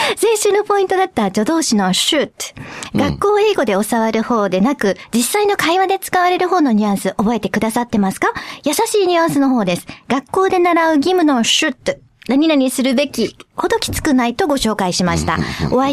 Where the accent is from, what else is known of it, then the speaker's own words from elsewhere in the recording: Kobe, Hyogo, Japan; accent: Kobe dialect (神戸弁); 今日は特別に神戸でいつも使っている言葉でいきます。